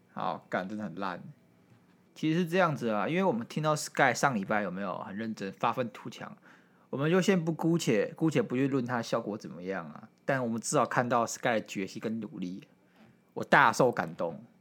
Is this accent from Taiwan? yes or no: yes; Taiwan; 我们台湾人